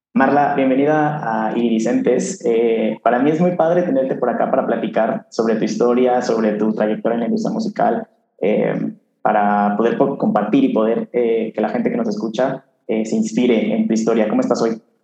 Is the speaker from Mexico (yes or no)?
yes; Querétaro, Mexico; also born or lived in Guadalajara; yo soy de aquí de Querétaro